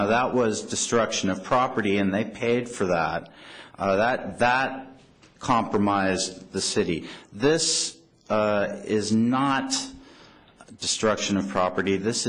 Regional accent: San Francisco, California, United States; Back then, I grew up in West Portal, took the streetcar through the tunnel, and I was going to school at 7 in the morning just as the Castro was winding up their evening

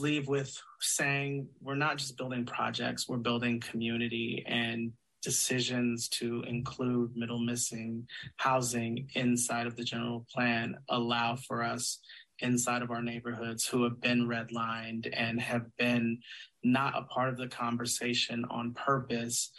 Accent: Sacramento, California, United States; I'm from Sacramento. I uh, was born in Sacramento

